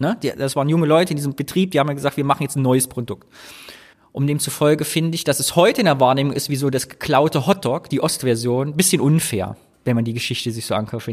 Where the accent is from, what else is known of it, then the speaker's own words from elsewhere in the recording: Thuringia, Germany; bei uns in Thüringen